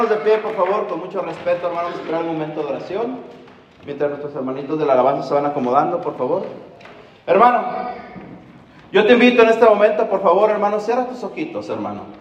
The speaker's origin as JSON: {"language": "Spanish", "country": "Mexico", "said": "Hermano, la mayoría de nosotros venimos de una cultura latina. La mayoría somos mexicanos, me imagino, ¿verdad?"}